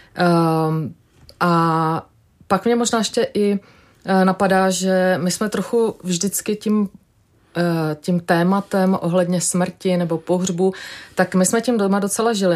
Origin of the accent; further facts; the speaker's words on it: Vysočina Region, Czechia; also born or lived in Germany; now in Prague, Czechia; já jsem vyrůstala na Vysočině v takové malé vesničce